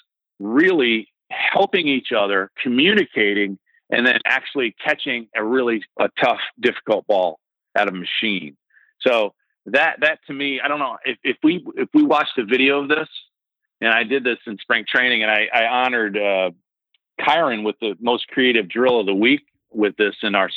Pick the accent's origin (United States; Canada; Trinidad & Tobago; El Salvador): United States; Northeast; I grew up in the Northeast